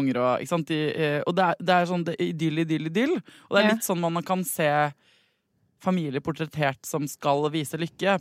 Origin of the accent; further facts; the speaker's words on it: Norway; jeg vet at jeg er født i Norge